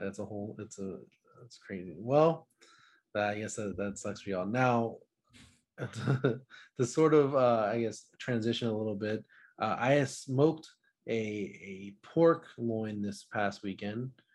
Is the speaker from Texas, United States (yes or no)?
yes; Dallas, Texas, United States; I'm from Dallas, Texas